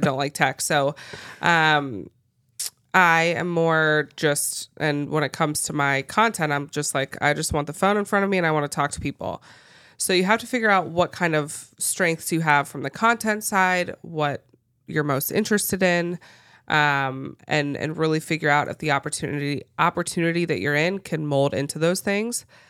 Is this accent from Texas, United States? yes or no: no; Cincinnati, Ohio, United States; moved away as an adult; grew up in Cincinnati, Ohio, and just a suburb of Cincinnati. Stayed in the same place my whole life